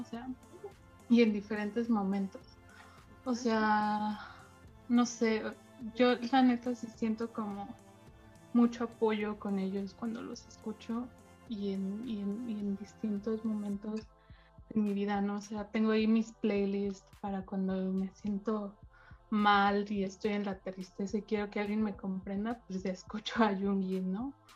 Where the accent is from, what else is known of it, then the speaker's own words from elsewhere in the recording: Mexico; tengo 22, soy de México